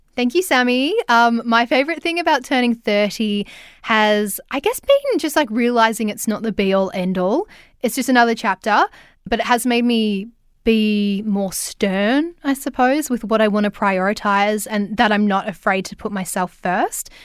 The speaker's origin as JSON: {"language": "English", "town": "Ballarat", "region": "Victoria", "country": "Australia", "lives_now": "Melbourne, Australia", "said": "I'm from Ballarat and live in Melbourne"}